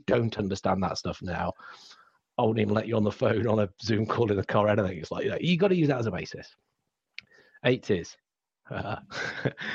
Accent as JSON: {"language": "English", "region": "England", "country": "United Kingdom", "accent": "English", "said": "my accent becomes terribly English"}